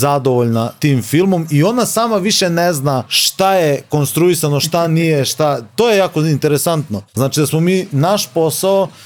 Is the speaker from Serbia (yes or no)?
yes; Novi Sad, Vojvodina, Serbia; mi smo nekako iz Novog Sada, nismo iz tog nekako centra dešavanja gdje se sve dešava u, u, u Srbiji u Beogradu.